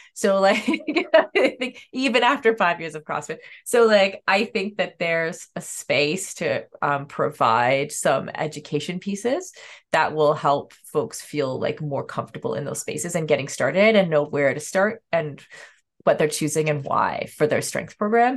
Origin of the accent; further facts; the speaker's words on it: Canada; as a Canadian